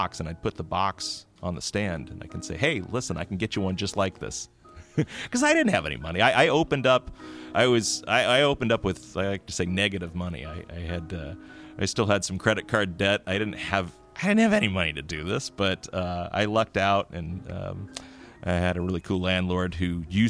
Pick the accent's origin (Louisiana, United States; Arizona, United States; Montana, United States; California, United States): California, United States; No, actually, I grew up in the Bay Area, and I came up to do my undergraduate work at the local university, Humboldt State University.